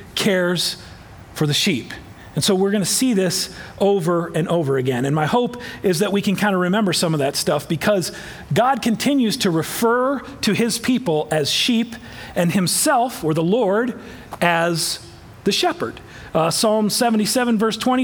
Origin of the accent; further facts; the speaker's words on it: Iowa, United States; I am from Iowa, but full disclosure, I didn't grow up on a farm